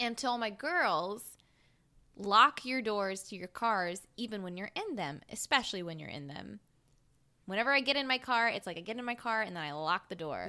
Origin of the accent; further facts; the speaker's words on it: South Mississippi, United States; I'm from South Mississippi.